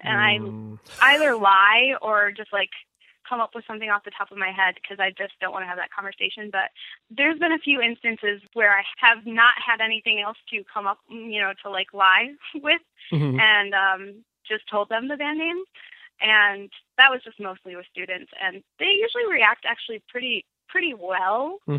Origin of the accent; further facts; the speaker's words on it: Grand Ledge, Michigan, United States; also born or lived in Lansing; Yes, near Lansing, Grand Ledge, Michigan. It's like a nowhere.